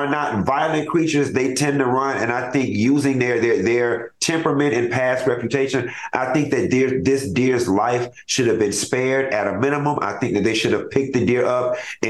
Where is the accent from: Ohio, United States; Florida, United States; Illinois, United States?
Florida, United States; I'm born and raised in Florida